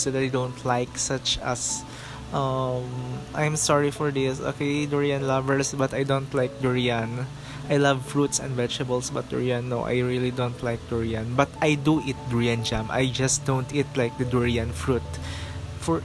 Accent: Philippines; we are Filipino

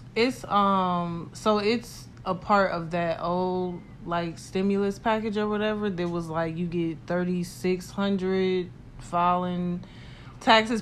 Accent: United States; we are American

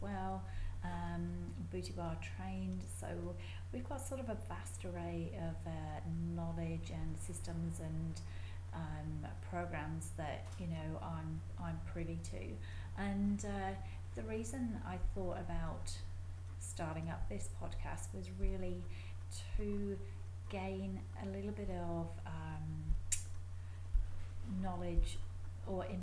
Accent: Coventry, West Midlands, United Kingdom; moved away as an adult; also born or lived in Middlesbrough, England / Saudi Arabia; now in Perth, Australia; I was born and raised in Coventry, which is in the middle of the UK

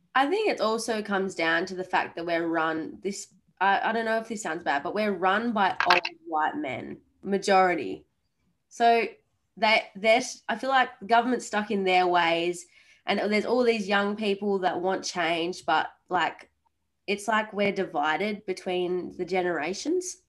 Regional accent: Esperance, Western Australia, Australia; moved away; my hometown which is Esperance

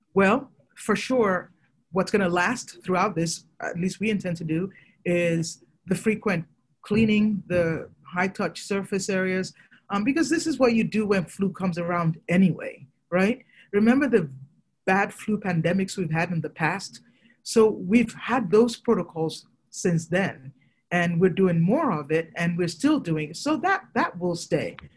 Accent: Nigeria; moved away; I'm originally from Nigeria

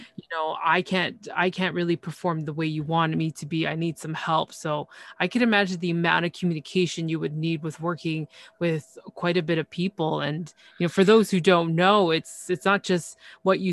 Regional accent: Canada; I'm from Canada

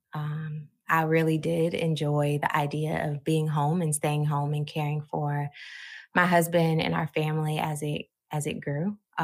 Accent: Georgia, United States; also born or lived in Chicago, Illinois; We moved to Georgia by the time I was nine, and I've been here ever since.

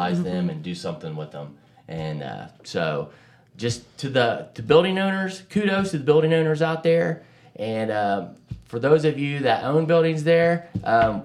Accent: Jackson, United States; I grew up in the Heights there

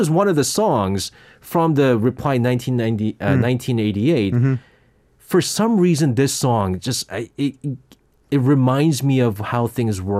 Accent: South Korea; Because that was I was when I was growing up in Korea, you know

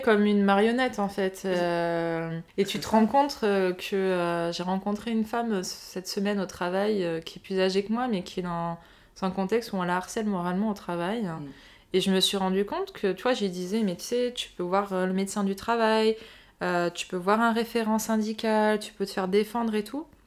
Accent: Nice, Provence-Alpes-Côte d'Azur, France; moved away as an adult; also born or lived in London; now in Paris, France; j'ai grandi à Nice, j'ai fait mon parcours école, collège, lycée à Nice

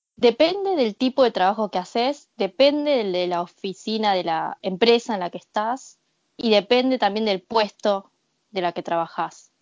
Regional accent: Argentina; moved away as an adult; also born or lived in Japan; now in Tokyo, Japan; fui criada en Sudamérica

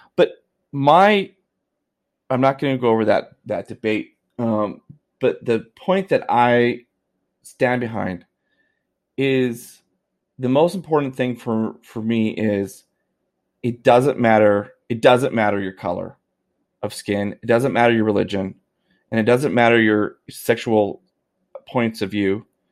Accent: Canada; as a Canadian, I w, I have, uh, I have religious, uh, uh, beliefs

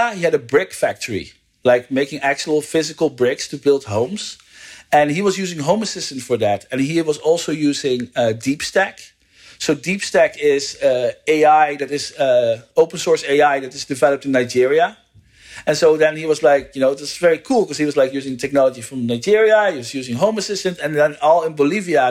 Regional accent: Netherlands; moved away as an adult; also born or lived in United States; now in California, United States; I'm from the Netherlands and I live in the US.

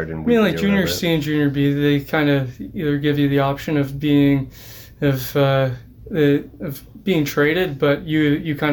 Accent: LaSalle, Ontario, Canada; grew up grew up yeah. in LaSalle.

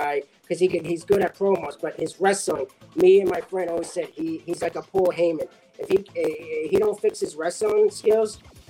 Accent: Mexico; I'm from Mexico. Lucha Libre.

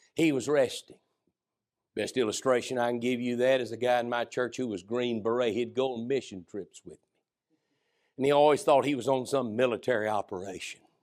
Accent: United States; growing up in the America I've grown up

